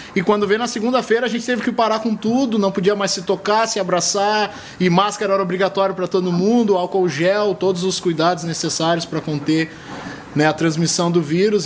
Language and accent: Portuguese; Rio de Janeiro, Brazil; now in Canoas, Brazil; Sou natural do Rio de Janeiro, mas já estou há algum tempinho aqui